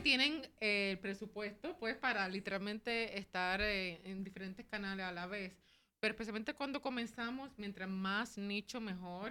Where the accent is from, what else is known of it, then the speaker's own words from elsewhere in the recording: Puerto Rico; soy boricua también, aquí estamos desde San Juan